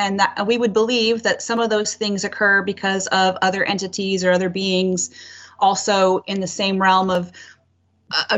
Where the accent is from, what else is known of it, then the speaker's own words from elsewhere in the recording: Colville Reservation, Washington, United States; I grew up on the Colville Reservation in high school